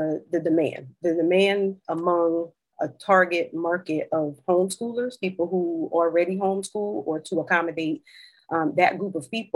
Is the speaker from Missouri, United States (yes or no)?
no; New Haven, Connecticut, United States; also born or lived in Maryland / Philadelphia; now I'm back in New Haven, Connecticut, which is my hometown